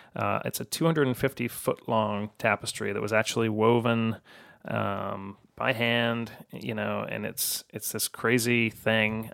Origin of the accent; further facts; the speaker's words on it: Chicago, Illinois, United States; I'm from Chicago